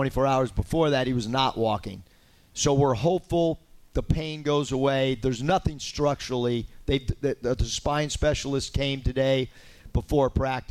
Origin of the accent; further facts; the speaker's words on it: San Diego, California, United States; moved away as an adult; also born or lived in Los Angeles, United States; now in Arkansas, United States; growing up in San Diego and living in L.A. and living in Northern California